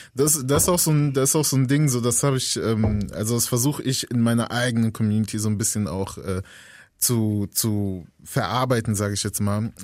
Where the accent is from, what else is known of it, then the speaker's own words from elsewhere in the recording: Germany; ich bin Deutscher